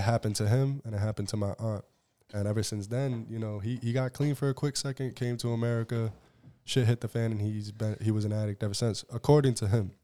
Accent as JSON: {"language": "English", "town": "Southbridge", "region": "Massachusetts", "country": "United States", "tie": "born or raised there", "said": "I'm from Southbridge, Massachusetts, you know, and twenty twelve was the last year that they had our old high school"}